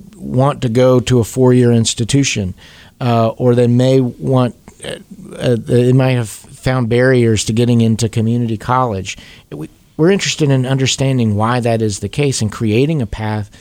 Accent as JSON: {"language": "English", "area": "Davidson County", "region": "North Carolina", "country": "United States", "tie": "born or raised there", "also_born_or_lived": "Wake County, North Carolina", "said": "I grew up here in Davidson County, and I love this state"}